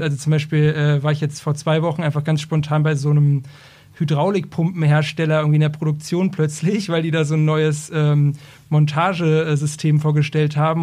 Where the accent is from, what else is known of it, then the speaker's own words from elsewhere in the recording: Braunschweig, Lower Saxony, Germany; ich bin ursprünglich aus äh, Braunschweig